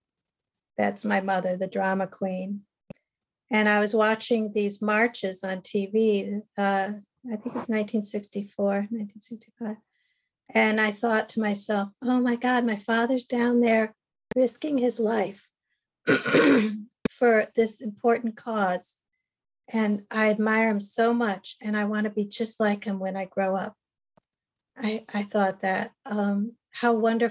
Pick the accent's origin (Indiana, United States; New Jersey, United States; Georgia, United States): New Jersey, United States; I was born in New Jersey in 1958.